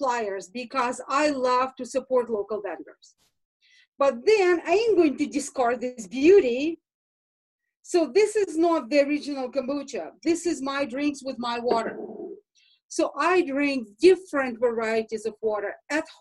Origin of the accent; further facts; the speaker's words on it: Russia; moved away; I grew up in Russia